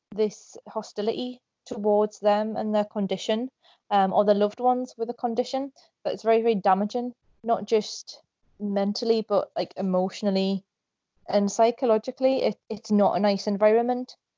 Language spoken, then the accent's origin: English; Northumberland, North East England, United Kingdom; I'm from Northumberland in England.